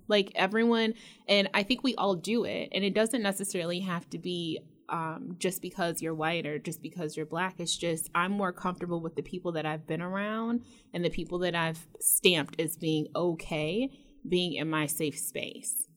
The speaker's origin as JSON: {"language": "English", "area": "Metro Detroit", "region": "Michigan", "country": "United States", "moved": "as an adult", "said": "I moved away from Michigan and I lived out of state and like everyone else, when I was asked, you know, where I was from, I said Detroit"}